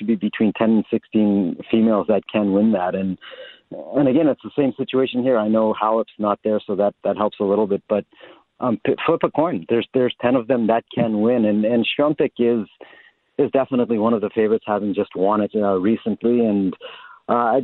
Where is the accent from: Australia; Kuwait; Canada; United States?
Canada; as a Canadian